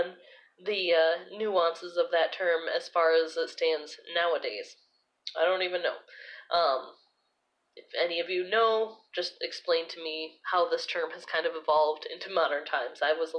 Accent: Michigan, United States; now in Southern US; Now, since I've moved south from Michigan, I've been told that I am not a Yankee. I am a Midwesterner.

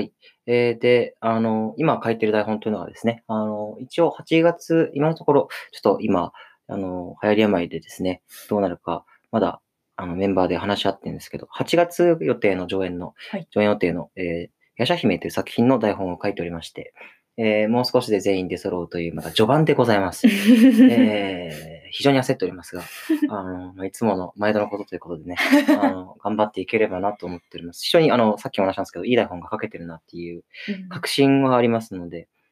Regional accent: Okinawa, Japan; now in Tokyo, Japan; 僕も沖縄出身で、たまに沖縄に帰る

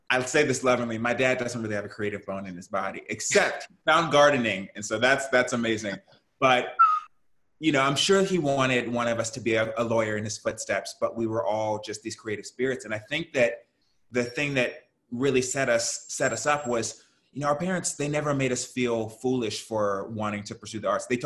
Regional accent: Houston, Texas, United States; And I grew up in Houston, Texas, so I'm a Southern yeah. boy.

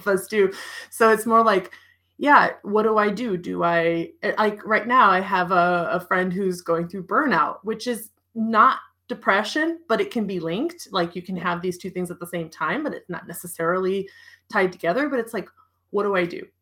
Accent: United States; moved away; also born or lived in Europe; as an American

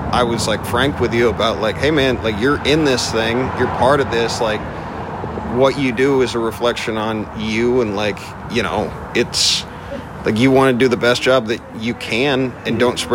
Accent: Midwest, United States; also born or lived in Vermont / Indiana / Las Vegas; I grew up in the Midwest. I originally from Vermont

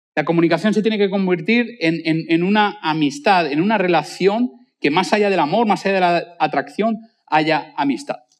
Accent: Spain; nosotros, pues como buenos españoles, pues no damos propina.

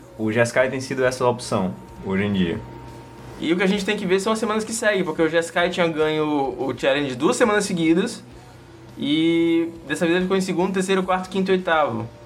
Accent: Northeast Region, Brazil; accent: nordestino; meu sotaque nordestino normal

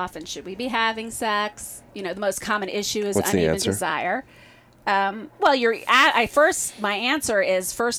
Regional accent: Midwest, United States; I come from the Midwest, like a long Midwestern

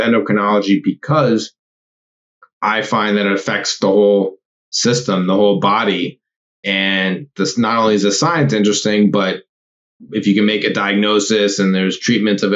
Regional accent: Los Angeles, California, United States; now in New York, United States; I am from Los Angeles, California originally

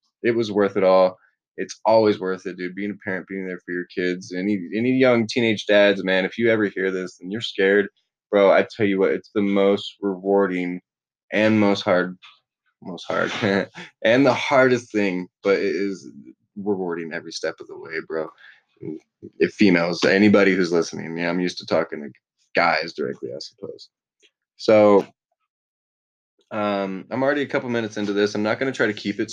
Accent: Florida, United States; I'm from Florida.

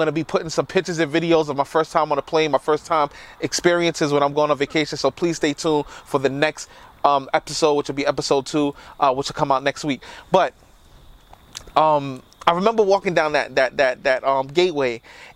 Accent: New York City, New York, United States; now in Yonkers, United States; I'm a boy from the South Bronx. I live in Yonkers now, but New York was my life.

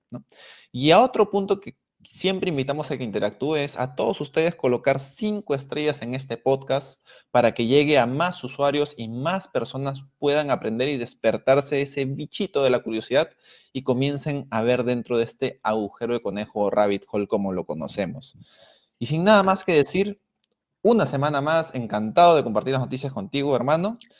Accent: Peru; nosotros siendo peruanos

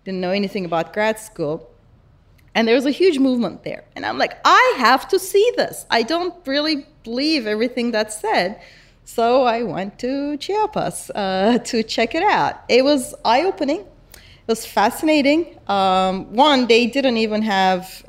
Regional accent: Istanbul, Turkey; So I grew up in Istanbul, right? And I grew up in Turkey

